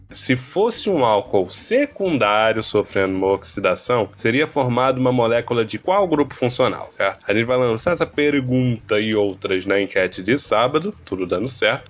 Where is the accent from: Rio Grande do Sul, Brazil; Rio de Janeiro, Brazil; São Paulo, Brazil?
Rio de Janeiro, Brazil; Eu sou carioca